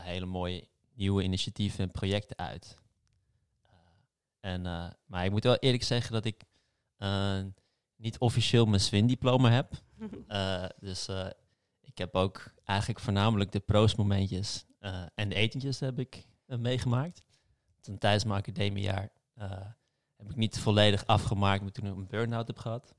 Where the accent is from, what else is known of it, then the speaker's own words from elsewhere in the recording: Amsterdam, North Holland, Netherlands; ik ben geboren en getogen in Amsterdam, dus ik ben echt een stads, stadsmens.